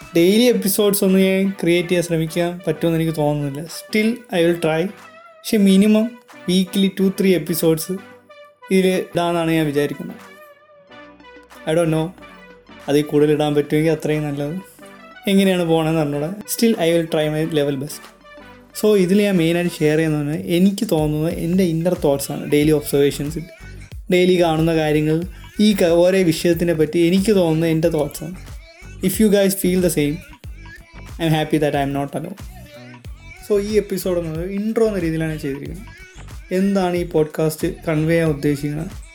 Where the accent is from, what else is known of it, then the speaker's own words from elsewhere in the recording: Thiruvananthapuram, Kerala, India; hiring from Trivandrum ജനിച്ചതും വളർന്നതും ട്രിവാൻഡ്രത്താണ്